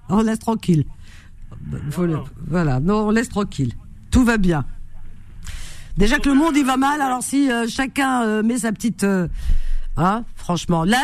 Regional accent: Algeria; même si c'est mon pays d'origine, il y a des choses qui me plaisent et puis d'autres pas. C'est pour ça que, voilà, si vraiment tout était parfait, j'y serais complètement. Non, j'adore euh, l'Algérie

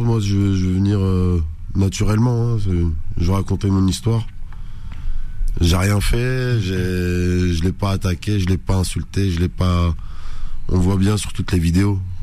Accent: France; d'origine algérienne, mais je suis né en France, j'étudie en France

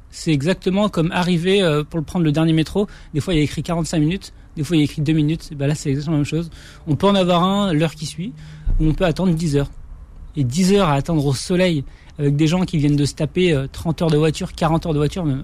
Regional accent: Morocco; de, de, de, mon enfance au Maroc.

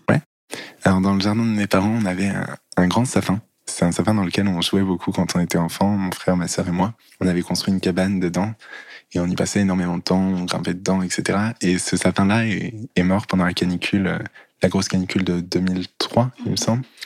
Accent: near Lyon, Auvergne-Rhône-Alpes, France; Je suis né à Lyon et puis je suis allé grandir à une demi-heure à peu près de la ville de Lyon

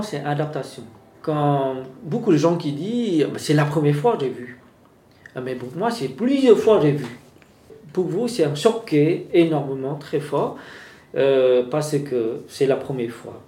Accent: Vietnam; French is a second language; now in France; quand j'ai à ma jeunesse, j'ai déjà eu comme ça chez moi au Vietnam

